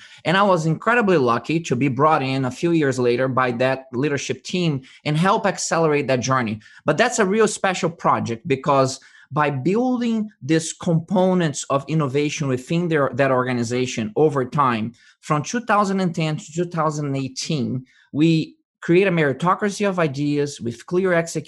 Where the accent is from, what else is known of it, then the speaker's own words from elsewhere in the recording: Brazil; now in United States; I was born in Brazil, originally from Brazil, mm-hmm. and I was educated in the United States